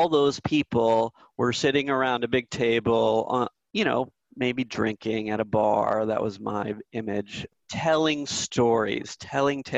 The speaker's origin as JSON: {"language": "English", "area": "Silicon Valley", "region": "California", "country": "United States", "tie": "born or raised there", "said": "I grew up in Silicon Valley"}